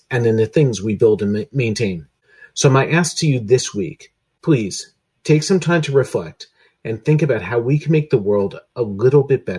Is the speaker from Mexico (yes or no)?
no; United States; now in United Kingdom; as an American living in the UK